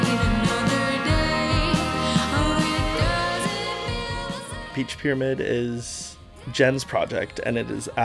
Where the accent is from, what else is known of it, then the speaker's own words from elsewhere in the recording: Prince George, British Columbia, Canada; now in Victoria, Canada; I am from Victoria, essentially. I've been here for 11 years, originally from Prince George.